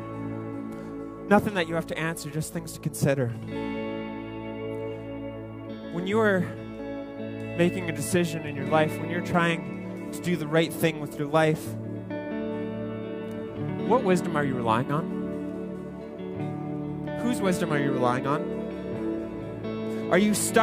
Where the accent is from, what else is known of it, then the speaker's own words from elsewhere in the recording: Ontario, Canada; moved away as an adult; now in Edmonton, Canada; I grew up in Ontario